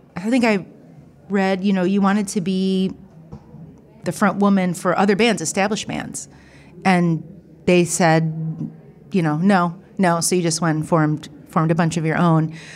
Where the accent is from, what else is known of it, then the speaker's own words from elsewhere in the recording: Ohio, United States; I'm from Ohio. I grew up in a small town, small college town, predominantly white